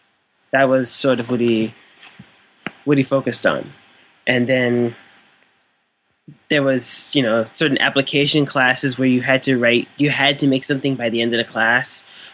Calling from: St. Louis, Missouri, United States; Calling in from St. Louis, St. Louis City.

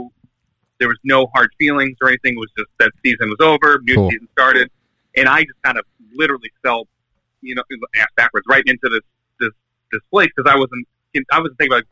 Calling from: Syracuse, New York, United States; From Syracuse, New York.

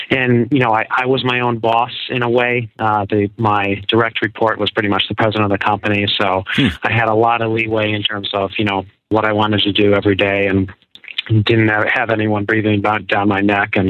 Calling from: Newburyport, Massachusetts, United States; Actually, uh, Newburyport, so kind

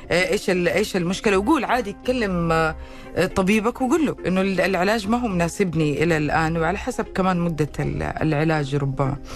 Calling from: Medina, Medina Province, Saudi Arabia; وعليكم السلام من المدينة المنورة

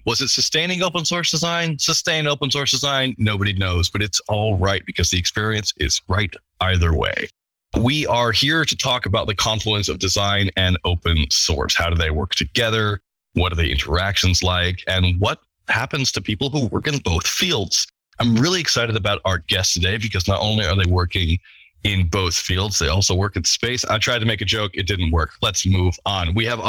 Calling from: Scotland, United Kingdom; I'm calling from Scotland, which looks about as depressing as possible outside.

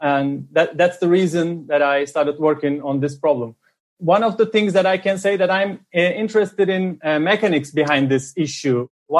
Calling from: Amsterdam, North Holland, Netherlands; I'm calling from Amsterdam.

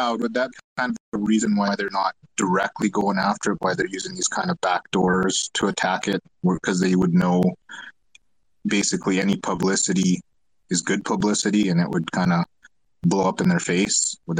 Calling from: Alberta, Canada; I'm calling from Canada here in Alberta

